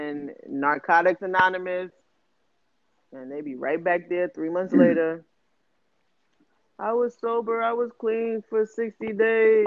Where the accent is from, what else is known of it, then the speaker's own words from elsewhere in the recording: New York City, New York, United States; We grew up in New York City where niggas ain't have $20 to their name, but was high